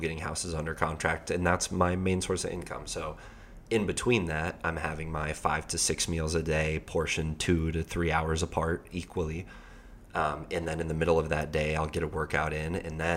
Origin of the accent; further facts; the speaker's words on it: Colorado, United States; I'm from Colorado